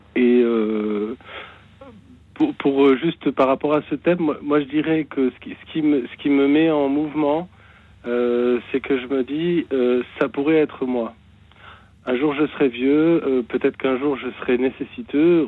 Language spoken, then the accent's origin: French; the South-West, south-west France, France; now in Meurthe-et-Moselle, France; c'est pas ma région, mais j'habite ici actuellement. Mhm. Euh, je suis originaire du Sud-Ouest